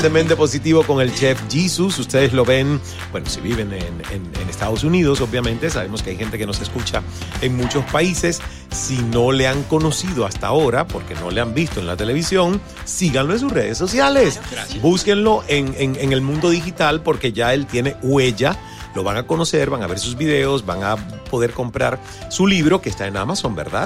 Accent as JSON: {"language": "Spanish", "country": "Cuba", "said": "como cubano, pues nunca vi a nadie hacer arepa en Cuba"}